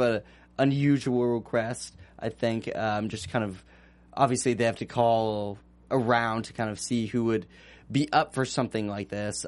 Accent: Northern California, United States; I'm from California originally

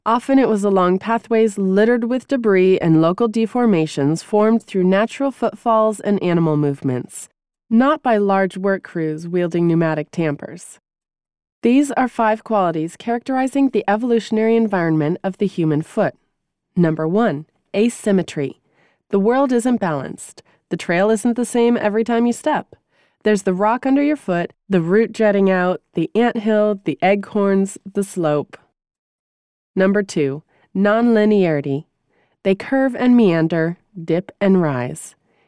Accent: New England, United States; Growing up in New England, I developed my cross-country running chops actually running across the country surrounding my house.

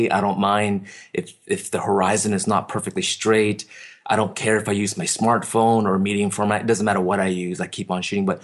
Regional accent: Vancouver, British Columbia, Canada; Yeah, Vancouver. You know, Vancouver's. I don't know how to explain it because my parents moved here.

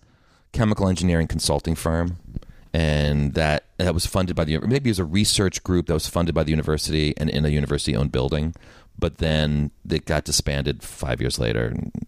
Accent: Princeton, New Jersey, United States; growing up in Princeton, Jersey, where I'm from

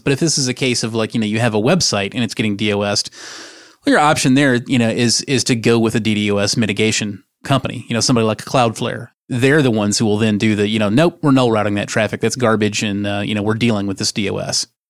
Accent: United States; I am an American

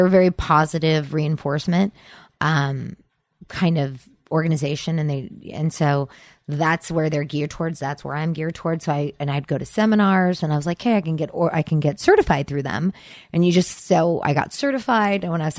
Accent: Sacramento, California, United States; moved away as an adult; also born or lived in Seattle; I grew up in Sacramento.

